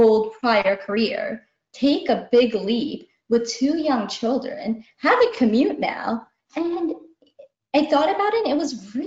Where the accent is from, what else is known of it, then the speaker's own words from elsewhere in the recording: United States; I'm Indian American. As a young being growing up here back in the 80s